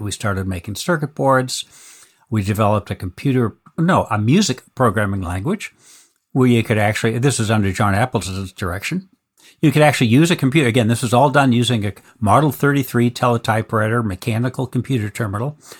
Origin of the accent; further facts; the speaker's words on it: Boston, Massachusetts, United States; I was born in Boston, actually